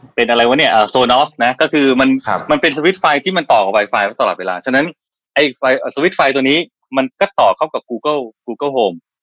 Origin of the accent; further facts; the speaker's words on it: Kanchanaburi, Thailand; moved away; ผมมาจากต่างจังหวัดเป็นคนกาญจนบุรี